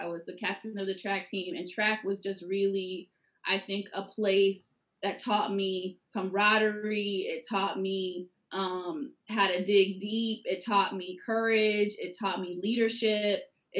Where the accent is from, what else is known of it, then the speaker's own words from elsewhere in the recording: Atlanta, Georgia, United States; born there; I was born in Atlanta, Georgia. I very much moved all over the place, which was challenging at the time